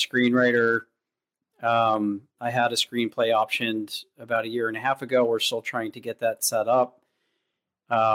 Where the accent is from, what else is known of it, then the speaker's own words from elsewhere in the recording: Douglassville, Pennsylvania, United States; moved away as an adult; also born or lived in West Coast; I'm from the East Coast originally, the Philadelphia area. And an hour outside of that. Yeah, I grew up in a very rural town, Douglasville.